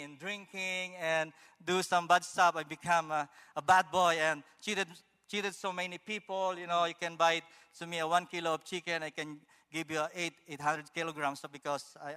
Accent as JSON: {"language": "English", "country": "Philippines", "tie": "born or raised there", "also_born_or_lived": "Manila, Philippines", "moved": "as an adult", "lives_now": "Canada", "said": "I was born in the Philippines. I am the eldest of 10 siblings."}